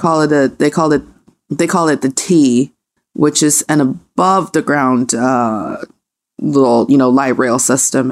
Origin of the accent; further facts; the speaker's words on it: Changchun, Jilin, China; now in Beijing, China; when I was around from eight to thirteen, so before, you know, until early two thousands in my hometown in the Northeast, uh, uh, city of Changchun